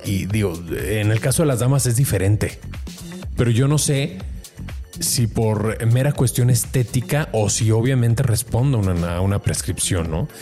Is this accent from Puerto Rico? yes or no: no; Mexico; como mexicanos